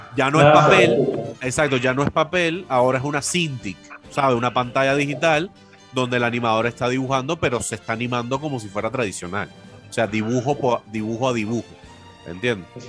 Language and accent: Spanish; Cuba; born or raised there; moved away as an adult; now in Venezuela